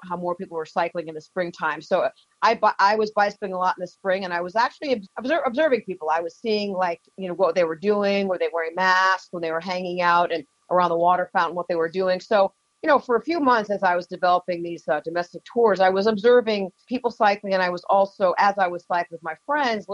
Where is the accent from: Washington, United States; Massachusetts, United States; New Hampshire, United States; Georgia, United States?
New Hampshire, United States; Keene; now in Boston, United States; I grew up in Keene, so this has a very strong place in my heart